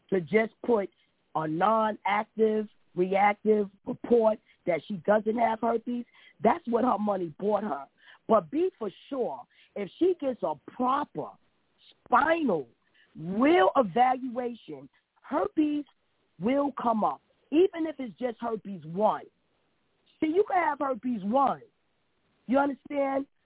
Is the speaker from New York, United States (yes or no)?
yes; New York, United States; I'm from New York